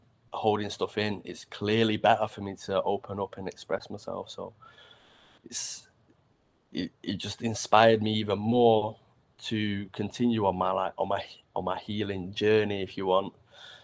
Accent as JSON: {"language": "English", "town": "Manchester", "region": "North West England", "country": "United Kingdom", "tie": "born or raised there", "said": "I grew up in Old Trafford, so from the Hens"}